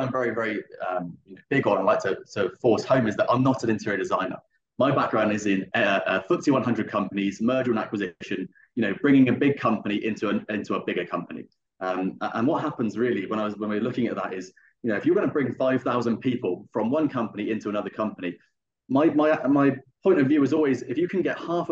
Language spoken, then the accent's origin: English; Bath, South West England, United Kingdom; accent: English; moved away as an adult; now in Dubai, United Arab Emirates; we're originally from Bath in the UK in the southwest, 100 miles west of London. And we've been in Dubai for 6 months